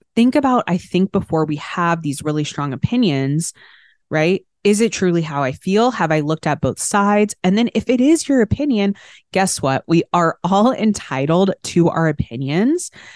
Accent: Arlington, Texas, United States; I grew up in Arlington, Texas, outside of Dallas.

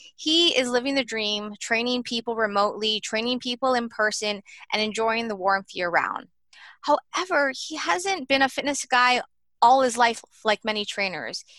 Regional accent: Hawaii, United States; I'm from Hawaii

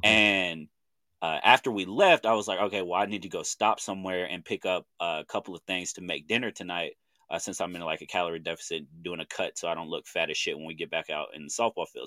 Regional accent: Chandler, Oklahoma, United States; I'm from Chandler, Oklahoma

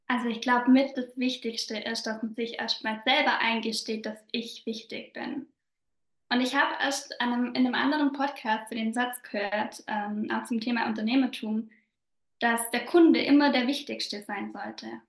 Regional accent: southern Bavaria, Germany; accent: Bavarian dialect; komme aus Südbayern, was man bestimmt auch so ein bisschen an meinem Dialekt hört

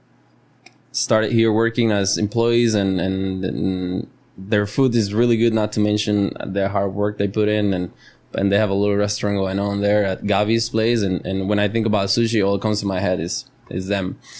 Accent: Costa Rica; first language Spanish; English is a second language; my mother tongue is Spanish, you know. I love Spanish, I breathe Spanish, and I'm tico

